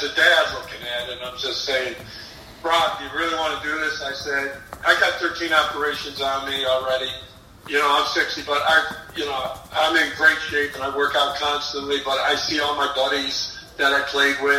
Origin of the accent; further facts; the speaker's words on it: Buffalo, New York, United States; I'm from Buffalo, we did that in the early 90s here in Buffalo